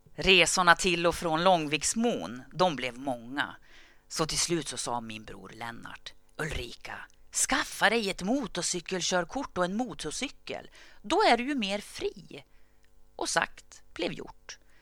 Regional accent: Gävle, Gävleborg County, Sweden; föddes jag under det som kom att kallas det glada 60-talet. Året var 1965 och platsen var Gävle

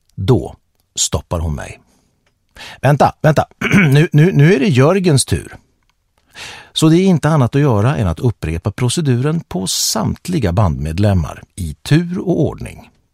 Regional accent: Örnsköldsvik, Västernorrland County, Sweden; now in Stockholm, Sweden; Jag växte upp i Kroksta med min pappa Olle, min mamma Lena och med min utvecklingsstörda stora syster Helena

